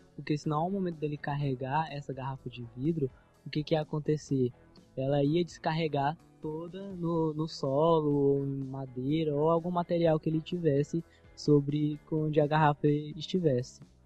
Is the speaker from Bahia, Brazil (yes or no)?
no; Maranhão, Brazil; accent: Maranhense; No nosso dialeto maranhense